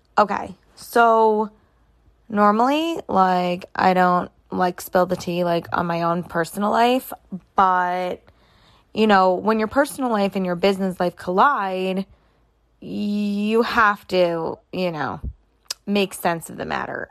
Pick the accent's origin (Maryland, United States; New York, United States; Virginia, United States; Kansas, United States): New York, United States; I am from New York.